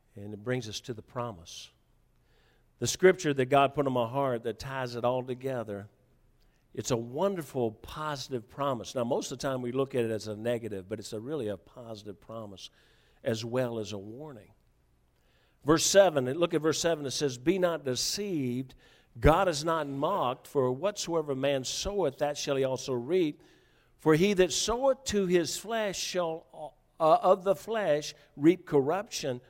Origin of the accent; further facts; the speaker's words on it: the South, United States; moved away; I was from the South